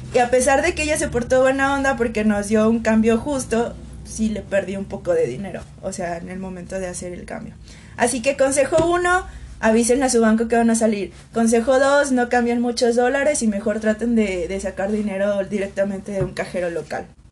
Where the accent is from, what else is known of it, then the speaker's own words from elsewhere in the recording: Aguascalientes, Mexico; also born or lived in Santiago, Chile; soy mexicana